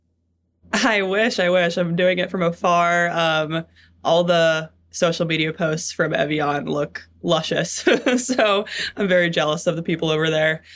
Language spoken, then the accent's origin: English; New York City, New York, United States; I grew up in Manhattan, in New York City